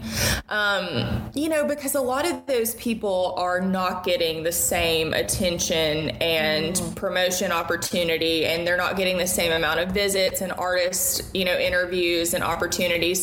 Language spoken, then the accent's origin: English; Murfreesboro, Tennessee, United States; also born or lived in Ashland City, Tennessee; I did middle school, high school, and college all in Murfreesboro